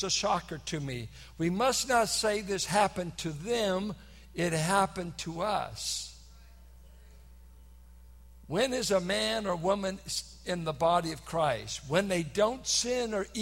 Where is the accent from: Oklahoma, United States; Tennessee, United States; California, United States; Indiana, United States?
California, United States; San Francisco Bay Area; I'm from the San Francisco Bay Area